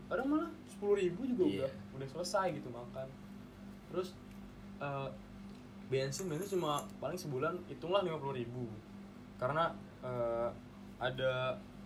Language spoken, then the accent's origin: Indonesian; Jakarta, Indonesia; moved away as an adult; kita kan emang dari Jakarta